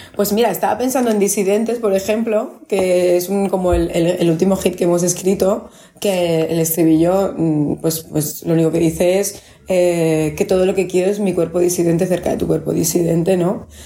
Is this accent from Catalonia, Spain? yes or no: yes; Barcelona, Catalonia, Spain; Yo nací en Pedralbes y me crié en Pedralbes.